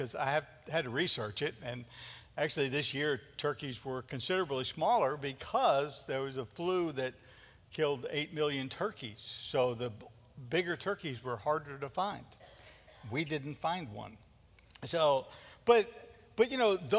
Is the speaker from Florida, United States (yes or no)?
no; New York, United States; growing up in New York